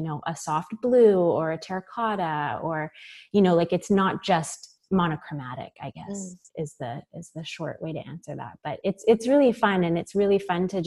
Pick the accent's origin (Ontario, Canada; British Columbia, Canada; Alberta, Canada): British Columbia, Canada; Victoria; now in Vancouver, Canada; I grew up in Victoria in British Columbia